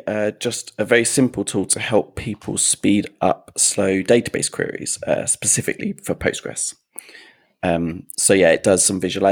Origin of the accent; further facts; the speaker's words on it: United Kingdom; We say herbs, being British